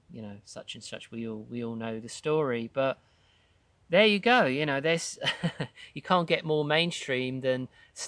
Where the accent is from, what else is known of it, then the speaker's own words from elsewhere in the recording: Croydon, London, United Kingdom; moved away as an adult; my hometown of Croydon